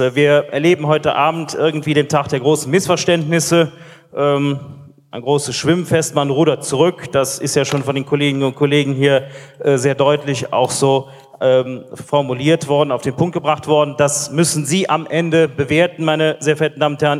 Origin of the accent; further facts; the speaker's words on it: Euskirchen district, North Rhine-Westphalia, Germany; Im Kreis Euskirchen, wo ich herkomme